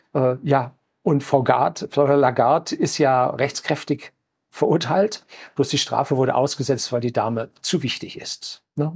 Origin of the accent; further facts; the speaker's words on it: Germany; bei uns in Deutschland